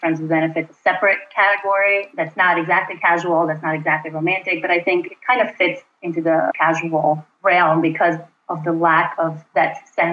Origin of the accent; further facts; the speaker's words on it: North Macedonia; moved away as an adult; also born or lived in Brooklyn, New York City; now in New York City, United States; I am originally from Macedonia, which is a small country in Southeast Europe, just north of Greece. I came to the U.S. to do my PhD at Cornell about 8 years ago